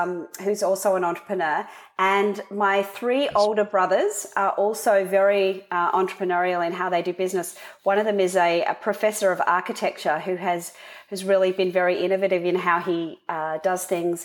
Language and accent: English; Sydney, New South Wales, Australia; also born or lived in Canberra, Australian Capital Territory; I was born in Canberra, which is the capital in Australia. And I moved to Sydney as a young girl to go to school